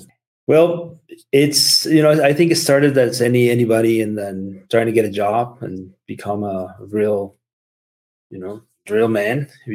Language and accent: English; Mexico; English is a second language; moved away as an adult; also born or lived in Seattle, United States; now in United States; being from Mexico and growing up in Mexico and then moving into the US